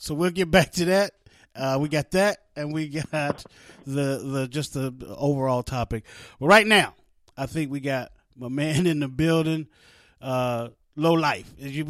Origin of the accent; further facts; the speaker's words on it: West Virginia, United States; also born or lived in East Orange, New Jersey; I was born in East Orange, New Jersey, raised in West Virginia, and went back and forth to New Jersey. So I didn't really pick up the New Jersey accent. I didn't really pick up the West Virginia accent.